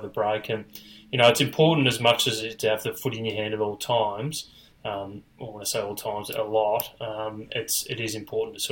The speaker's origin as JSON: {"language": "English", "town": "Gold Coast", "region": "Queensland", "country": "Australia", "tie": "born or raised there", "said": "all the guys I grew up with up on the Gold Coast"}